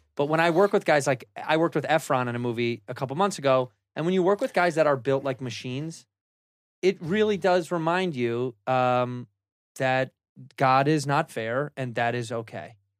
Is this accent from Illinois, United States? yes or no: yes; Chicago, Illinois, United States; I'm from Chicago, where everybody kinda sounds stupid